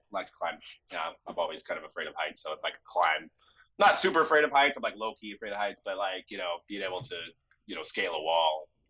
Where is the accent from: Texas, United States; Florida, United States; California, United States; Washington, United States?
California, United States; Bay Area; But hey, I'm from the Bay Area